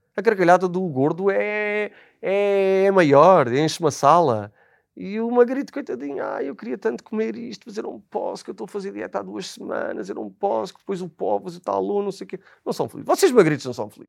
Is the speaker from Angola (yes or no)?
no; Azores, Portugal; moved away; que sou dos Açores, sou igualmente imigrante